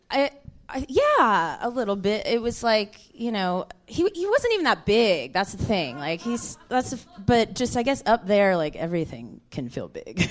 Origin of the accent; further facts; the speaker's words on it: Houston, Texas, United States; I am from the South. Actually, I'm uh-huh. from Houston, Texas.